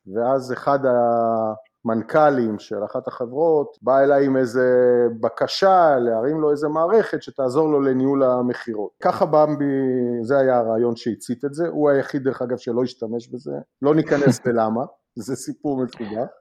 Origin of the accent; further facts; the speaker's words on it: Haifa, Haifa District, Israel; moved away as an adult; now in United States; אני חיפאי במקור